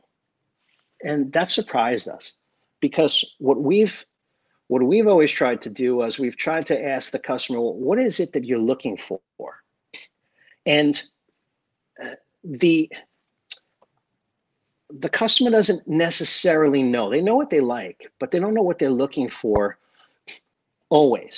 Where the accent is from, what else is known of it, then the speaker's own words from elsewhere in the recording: South Shore of Long Island, New York, United States; now in Davie, Florida, United States; I grew up on the South Shore of Long Island.